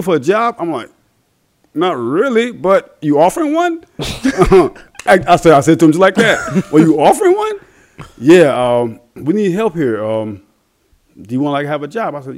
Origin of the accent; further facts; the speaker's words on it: Andrews, South Carolina, United States; from my home in my hometown of Georgetown, Andrews, South Carolina, which is part of Georgetown County